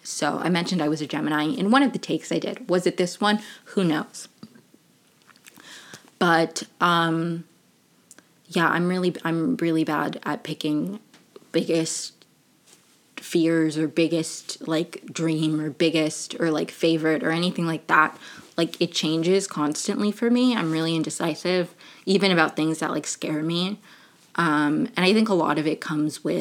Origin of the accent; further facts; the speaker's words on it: Maryland, United States; also born or lived in Venezuela / Brazil; I moved here when I was 3. Bopped around Maryland for a little bit